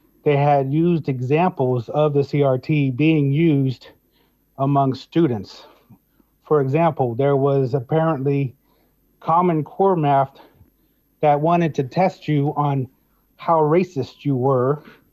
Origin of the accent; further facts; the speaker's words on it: Dallas, Texas, United States; I come from Dallas, Texas, USA.